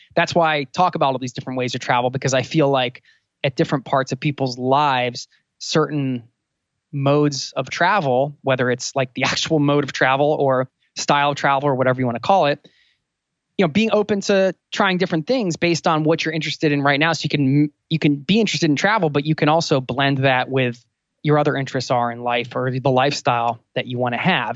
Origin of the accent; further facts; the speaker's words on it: outside of Philadelphia, Pennsylvania, United States; I also was born outside of Philadelphia